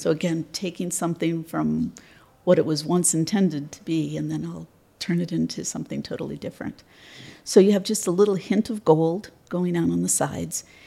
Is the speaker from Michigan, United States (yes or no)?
yes; just outside of Detroit, Michigan, United States; I'm from Michigan, um, just outside of Detroit. Was born there and um, currently reside there.